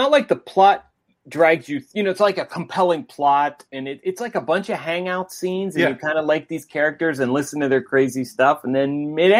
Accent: Ohio, United States; I was growing up in Ohio.

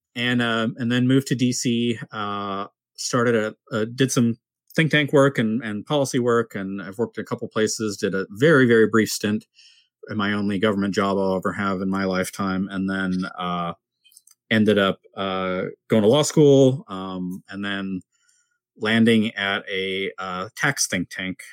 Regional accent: San Diego, California, United States; growing up in San Diego, which is kind of modestly conservative

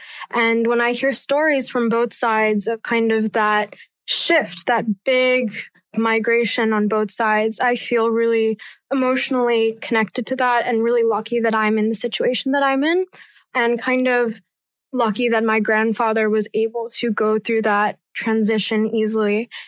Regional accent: New York, United States; I was born and raised in New York.

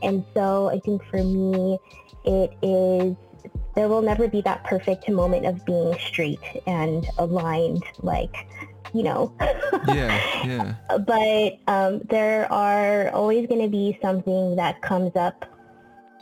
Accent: San Diego, California, United States; moved away as an adult; now in Bay Area, United States; I am from San Diego. Let's just start from there. Born and raised in San Diego

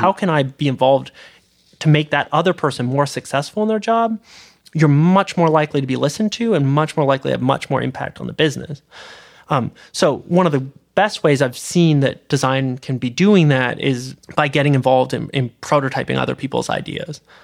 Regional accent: Canada; moved away as an adult; now in California, United States; I'm a Canadian citizen.

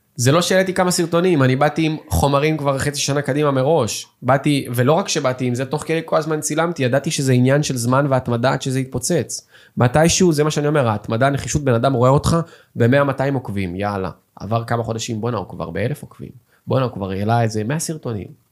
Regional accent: Petah Tikva, Central District, Israel; also born or lived in Russia (born, emigrated at age 5); באיזה שכונה גדלתי, בפג'ה בפתח תקווה

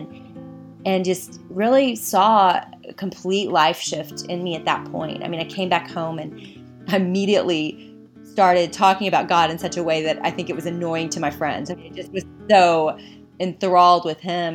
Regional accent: Little Rock, Arkansas, United States; now in Austin, United States; I grew up in Little Rock, Arkansas

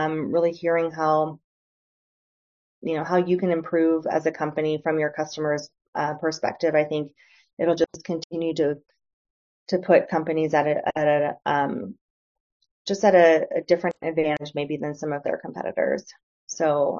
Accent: Northeast Ohio, United States; moved away as an adult; also born or lived in San Francisco; I grew up in a blue collar area in Northeast Ohio

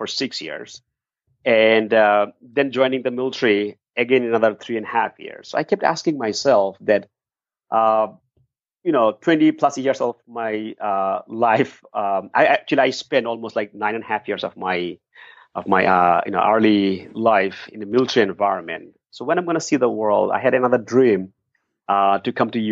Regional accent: Dhaka, Dhaka Division, Bangladesh; moved away as an adult; now in United States; I was born in Dhaka, the capital city of Bangladesh.

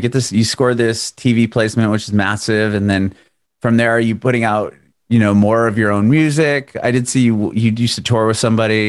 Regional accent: San Diego, California, United States; I just moved here like a little over a year ago, and it's like, I moved from San Diego in Southern California.

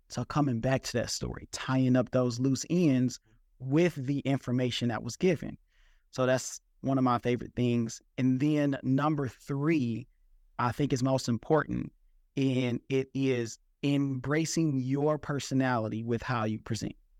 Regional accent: Detroit, Michigan, United States; I'm from Detroit, Michigan

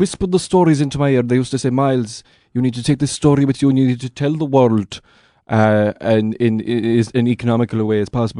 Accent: Connacht, Ireland; I was raised by wolves in Connemara

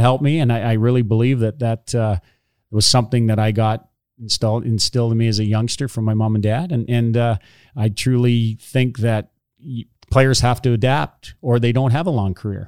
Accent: Hornepayne, Ontario, Canada; I grew up in Horn Payne

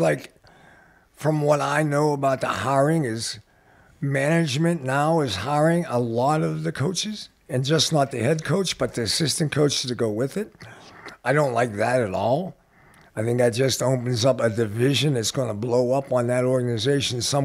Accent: Pittsburgh, Pennsylvania, United States; moved away; I grew up in Pittsburgh

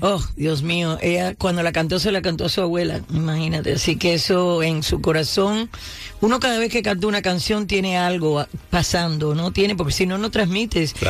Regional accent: Cuba; first language Spanish; now in United States; yo tengo el cerebro quizás americano y el corazón cubano, porque mi primer idioma fue español

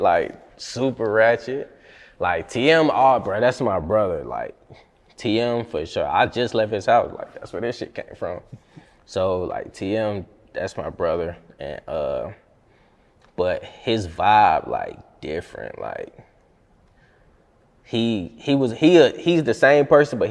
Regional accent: Riverdale, Georgia, United States; also born or lived in Jonesboro, Georgia / Henry County, Georgia; I'm from Riverdale, Georgia

